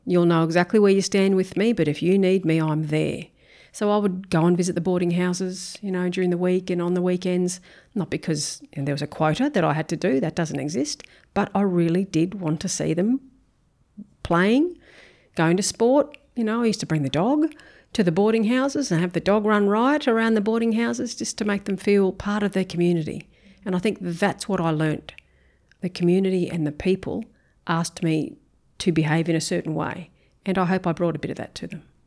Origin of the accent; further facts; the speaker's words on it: Brisbane, Queensland, Australia; moved away as an adult; now in Townsville, Australia; I grew up in Brisbane, um, northern suburbs of Brisbane